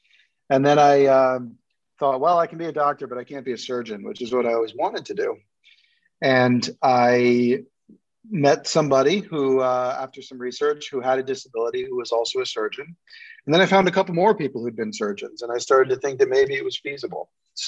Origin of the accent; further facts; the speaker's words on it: New York City, New York, United States; I grew up in New York City and we'd moved around a lot when I was a kid.